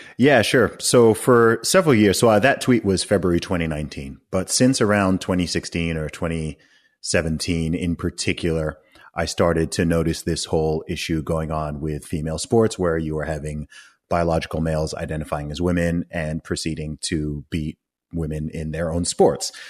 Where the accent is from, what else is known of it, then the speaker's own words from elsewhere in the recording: Saudi Arabia; moved away; also born or lived in England / United States; I grew up in Saudi Arabia.